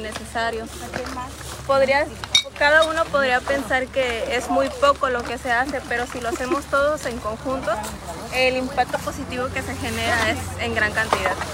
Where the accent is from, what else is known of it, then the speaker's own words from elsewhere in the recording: Pie de la Cuesta, Guerrero, Mexico; vengo de Pie de la Cuesta